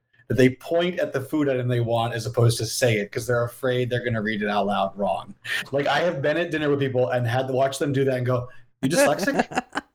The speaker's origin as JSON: {"language": "English", "region": "Massachusetts", "country": "United States", "tie": "born or raised there", "said": "I grew up in Massachusetts."}